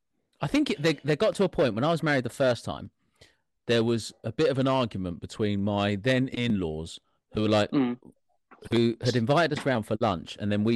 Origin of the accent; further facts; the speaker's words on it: Welsh, Wales, United Kingdom; I'm Welsh.